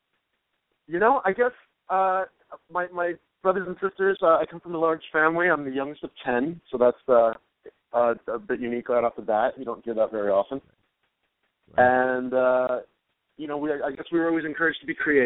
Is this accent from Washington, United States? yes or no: no; New York City, New York, United States; now in Los Angeles, United States; I'm originally a New Yorker, but I've been out in L.A. since 2000, so I feel like this is home now